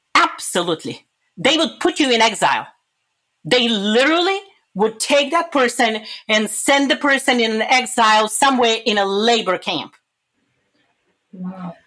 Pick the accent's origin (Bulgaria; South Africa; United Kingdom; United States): Bulgaria; moved away; I'm originally from Europe, Bulgaria, like you said. I grew up during communism